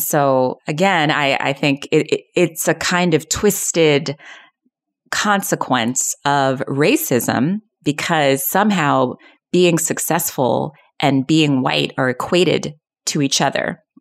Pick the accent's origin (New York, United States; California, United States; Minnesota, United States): New York, United States; Long Island; also born or lived in South Bronx, New York City; I grew up on Long Island in this predominantly white, uh, area